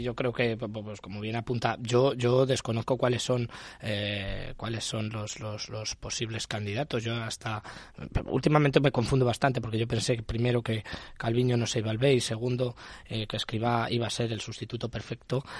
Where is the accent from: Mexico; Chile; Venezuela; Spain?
Spain